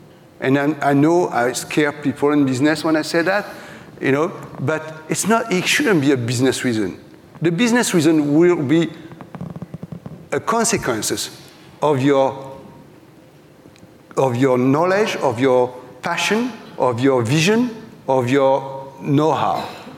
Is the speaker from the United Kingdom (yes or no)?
no; France; English is a second language; now in New York, United States; it was me, the French guy coming from New York, who having a culture shock in my hometown 36 years later.